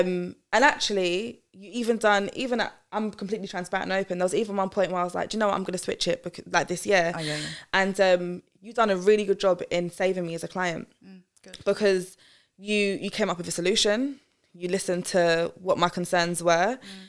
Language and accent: English; Croydon, London, United Kingdom; I'm from Croydon too, by the way.